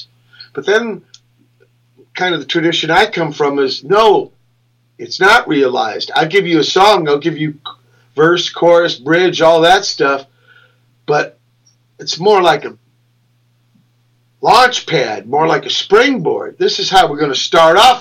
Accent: Los Angeles, California, United States; born or raised there; also born or lived in Virginia

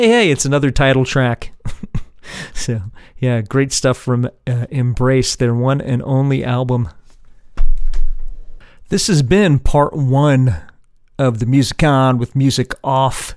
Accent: New Jersey, United States; from my hometown, from my home state, New Jersey

